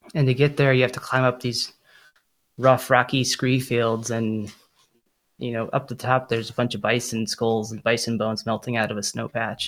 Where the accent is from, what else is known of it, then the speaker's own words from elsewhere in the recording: Boulder, Colorado, United States; I grew up in Boulder, Colorado